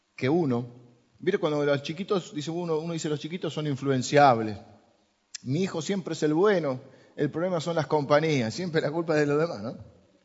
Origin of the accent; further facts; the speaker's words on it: Argentina; somos los argentinos